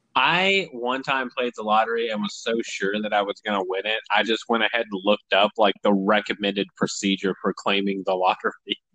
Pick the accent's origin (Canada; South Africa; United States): United States; Tennessee; I'm from Tennessee